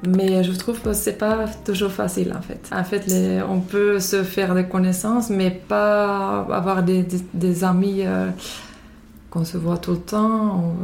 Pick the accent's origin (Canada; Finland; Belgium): Finland; French is a second language; moved away as an adult; now in France; Je viens de Finlande, euh, là j'habite depuis 16 ans en France